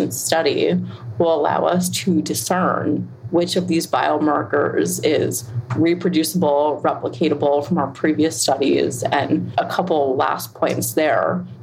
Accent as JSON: {"language": "English", "town": "Cambridge", "region": "Massachusetts", "country": "United States", "tie": "born or raised there", "moved": "yes", "said": "I grew up there, born and raised in Cambridge, Mass, down the street from the Human Genome Project"}